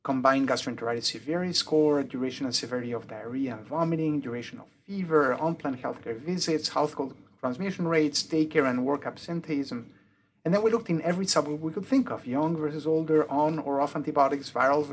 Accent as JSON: {"language": "English", "country": "Mexico", "tie": "born or raised there", "also_born_or_lived": "United Kingdom", "first_language": "French", "second_language": "English", "moved": "yes", "lives_now": "Cincinnati, United States", "said": "I was born in the UK. My mother's tongue is French, and I grew up in Mexico. Hence the weird accent."}